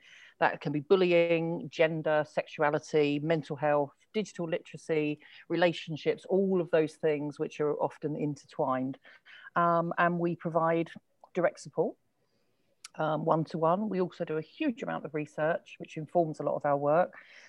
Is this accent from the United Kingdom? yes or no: yes; London, United Kingdom; now in England; because like originally I'm from London, which has a quite a different accent to sort of how I've developed now. I don't live in London.